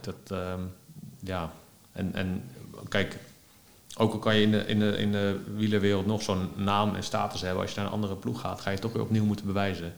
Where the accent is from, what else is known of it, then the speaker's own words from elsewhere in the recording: Netherlands; als Nederlander